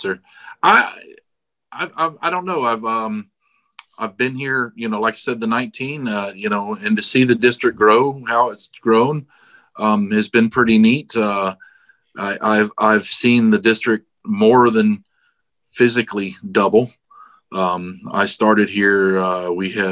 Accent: Daytona Beach, Florida, United States; also born or lived in Palm Coast, Florida; I was born in Daytona Beach, Florida. So born and raised in Florida, pretty much

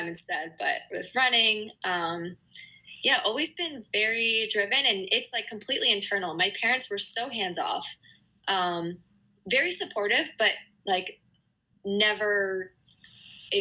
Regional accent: northeastern Pennsylvania, United States; now in New Hampshire, United States; I grew up in Pennsylvania, not too, like, on the east, northeastern corner

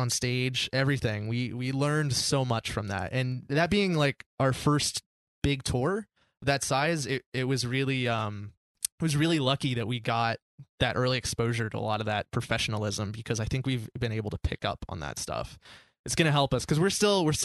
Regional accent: North Carolina, United States; we're from North Carolina too. We grew up in North Carolina

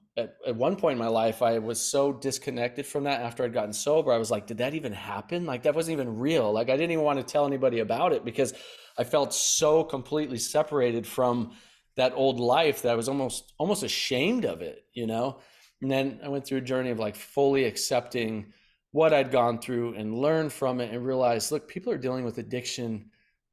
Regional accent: Bozeman, Montana, United States; moved away as an adult; now in San Diego, United States; And at 18, I moved from Bozeman, Montana, and drove to San Diego, California, Oceanside, ran out of gas there, and basically started my life over.

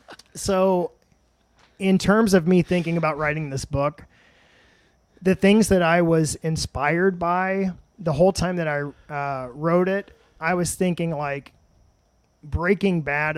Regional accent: Madison, Indiana, United States; now in Columbus, United States; I'm from Madison, OG.

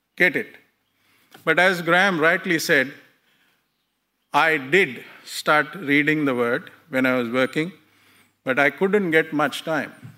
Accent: India; I was born in India in a Hindu family

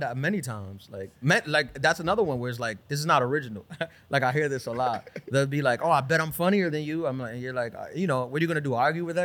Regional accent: New York City, New York, United States; also born or lived in Brooklyn; I was born in Brooklyn. This is my hometown from Queen, um, li, grew up in Queens

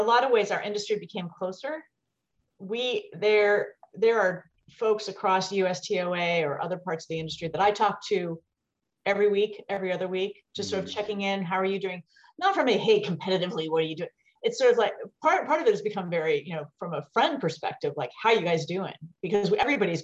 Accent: West Virginia, United States; moved away as an adult; also born or lived in Taiwan; I came from West Virginia

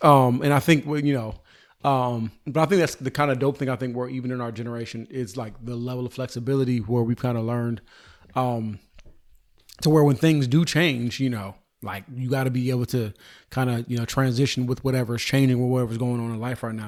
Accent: California, United States; I'm from California.

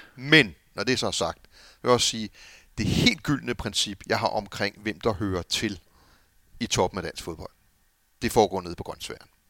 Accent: Copenhagen, Capital Region of Denmark, Denmark; jeg er jo københavner eller amerikaner

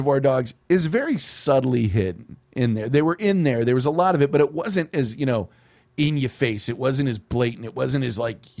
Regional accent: Texas, United States; growing up in Texas, you grow up a little more conscious of mariachi music than most people do.

